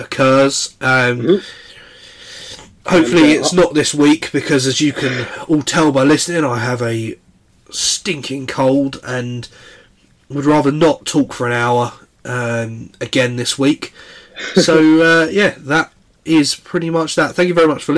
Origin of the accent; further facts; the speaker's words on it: Essex, East of England, United Kingdom; growing up in Essex